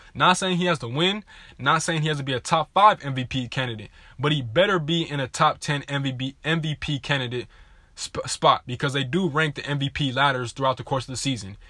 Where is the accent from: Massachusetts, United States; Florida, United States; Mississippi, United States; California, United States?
California, United States; Southern; I'm from SoCal